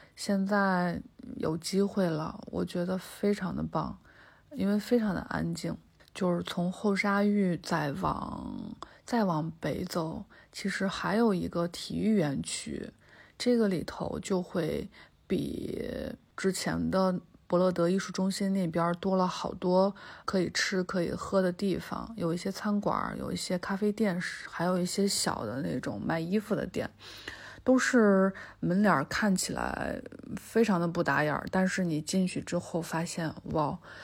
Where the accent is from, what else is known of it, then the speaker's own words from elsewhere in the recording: Anhui, China; moved away as an adult; now in Beijing, China; 今年算是我生活在北京的第十一年。嗯，我是安徽人，从小在安徽长大